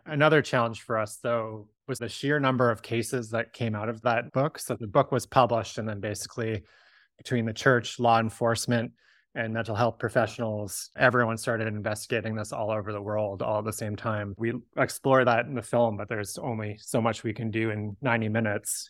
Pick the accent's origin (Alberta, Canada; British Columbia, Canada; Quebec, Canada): British Columbia, Canada; Victoria; I grew up in Victoria shortly after the book was published